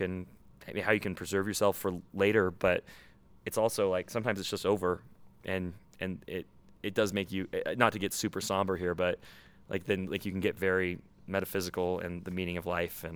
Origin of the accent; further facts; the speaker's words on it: Oregon coast, United States; I grew up in Oregon.